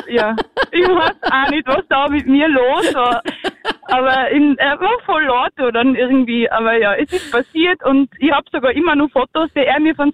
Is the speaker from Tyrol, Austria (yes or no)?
yes; Zillertal, Tyrol, Austria; beim Gauderfest bei uns im Zillertal